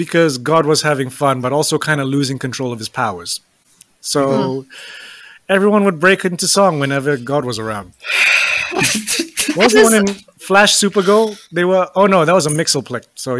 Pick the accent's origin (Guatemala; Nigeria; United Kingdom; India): United Kingdom; England; moved away; growing up in England, trying to explain to people, yes